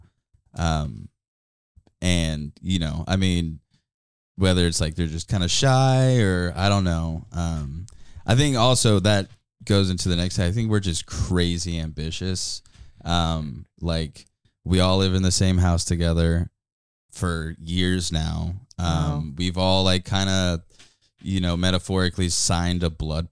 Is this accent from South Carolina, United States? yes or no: no; Austin, Texas, United States; now in Eugene, United States; I grew up in Austin, Texas